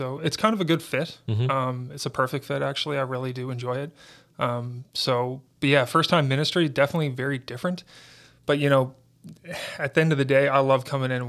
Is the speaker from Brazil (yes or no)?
no; St. John's, Newfoundland and Labrador, Canada; also born or lived in Stephenville; I'm from Stephenville is where I was born. I was adopted, so I've grown up in St. John's, Newfoundland. So St. John's is my home.